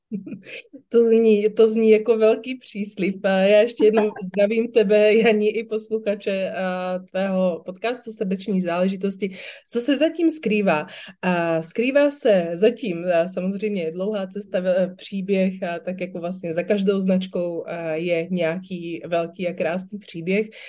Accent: Slovakia; now in Czech Republic; Já jsem vyrůstala na Slovensku

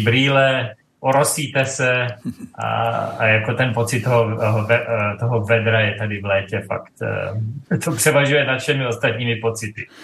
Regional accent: east of Brno, South Moravian Region, Czechia; moved away as an adult; now in Dubai, United Arab Emirates; my jsme Moraváci, manželka i já pocházíme eh, z takové té východní strany od Brna

